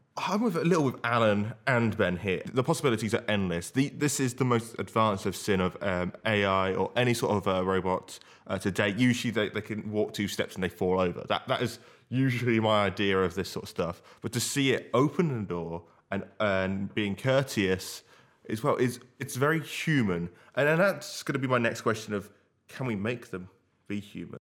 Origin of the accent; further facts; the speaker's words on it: Banbury, South East England, United Kingdom; my hometown of Banbury